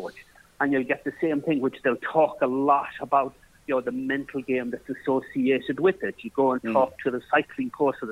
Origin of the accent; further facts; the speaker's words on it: Ireland; now in North East England, United Kingdom; as an Irish person